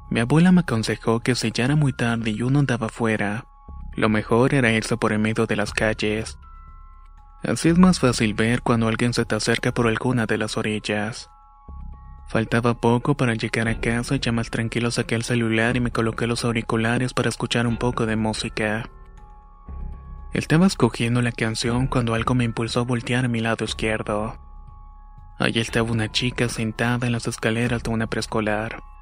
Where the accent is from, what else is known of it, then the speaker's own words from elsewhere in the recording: Yaracuy, Venezuela; soy de Venezuela, específicamente del estado Yaracuy. En mi región es normal escuchar historias de la Sayona